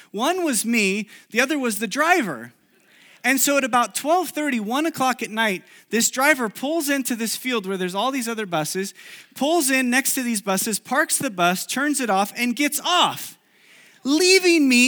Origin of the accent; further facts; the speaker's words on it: Chile; English is a second language; Many of you know I grew up in South America, in Chile. And uh, when I was in college, I went back to Chile for a summer to live there and do an internship there.